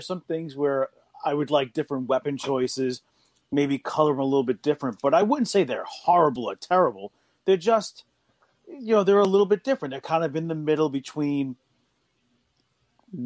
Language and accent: English; New York City, New York, United States; everybody I grew up with in Queens.